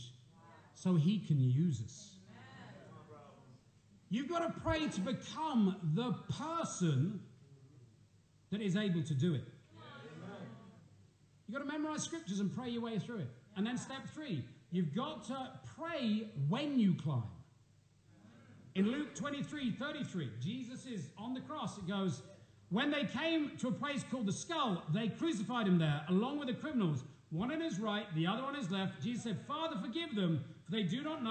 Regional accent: England, United Kingdom; moved away; Us Poms

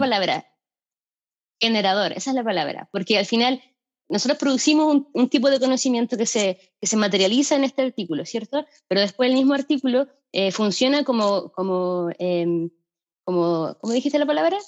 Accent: Valparaíso, Chile; moved away as an adult; now in Bristol, United Kingdom; soy de Valparaíso

